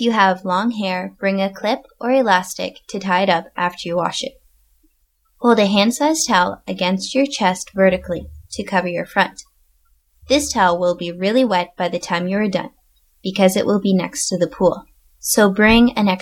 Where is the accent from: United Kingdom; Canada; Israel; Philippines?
Canada; moved away as an adult; also born or lived in northern Japan; now in Japan; I am originally from Canada